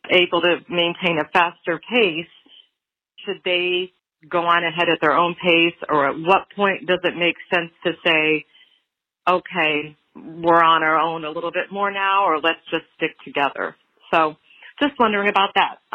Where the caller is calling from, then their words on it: Columbus, Ohio, United States; I'm calling from Columbus, Ohio.